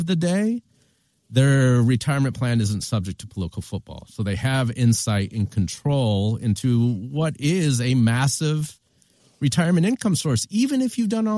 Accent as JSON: {"language": "English", "town": "Flint", "region": "Michigan", "country": "United States", "tie": "born or raised there", "said": "growing up in Flint, Michigan"}